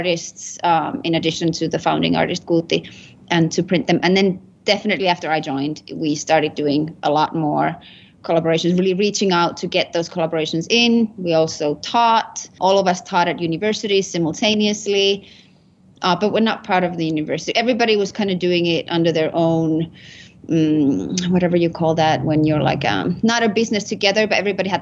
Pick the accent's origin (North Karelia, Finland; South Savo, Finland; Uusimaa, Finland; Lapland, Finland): Lapland, Finland; Rovaniemi; moved away as an adult; now in Albuquerque, United States; I am from Rovaniemi, Finland. It's in the northern, it's on the Arctic Circle in Finland. That's where I was born and raised.